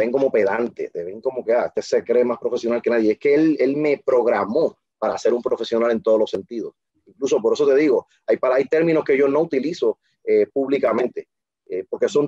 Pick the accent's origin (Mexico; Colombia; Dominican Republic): Dominican Republic; now in Puerto Rico; Yo no soy el típico dominicano que el puertorriqueño, porque estamos en el mercado de Puerto Rico, que el puertorriqueño identifica.